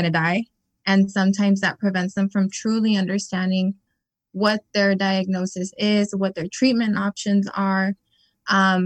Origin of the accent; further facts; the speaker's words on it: Imperial Valley, California, United States; I was born and raised here in the Valley. I'm originally from Hopeville.